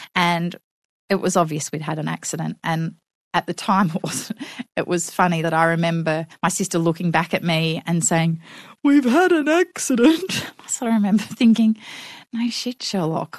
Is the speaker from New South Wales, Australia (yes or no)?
yes; Newcastle, New South Wales, Australia; Yes, I grew up in Newcastle on the western shores of Lake Macquarie.